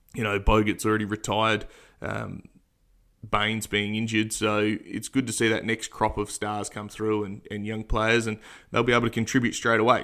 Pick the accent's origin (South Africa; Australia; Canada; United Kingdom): Australia; as an Australian